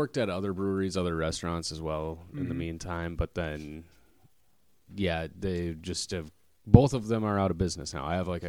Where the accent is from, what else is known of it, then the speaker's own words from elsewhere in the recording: Stillwater, Minnesota, United States; now in Minneapolis, United States; I was born in Minneapolis, not far from here, actually. Abbott Northwestern Hospital. All my family's from here. And then as a child, my parents moved us out to Stillwater, Minnesota. So 20-minute drive from here.